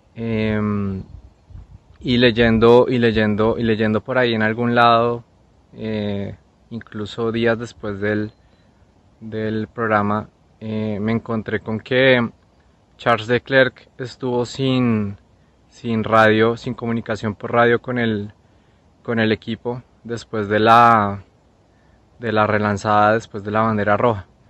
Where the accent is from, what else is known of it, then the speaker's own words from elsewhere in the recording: Colombia; now in Sweden; soy colombiano como Diego